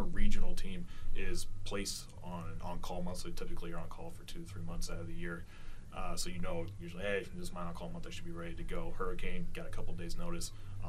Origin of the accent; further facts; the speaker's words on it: Nebraska, United States; moved away; because I'm from the Midwest. I grew up in Nebraska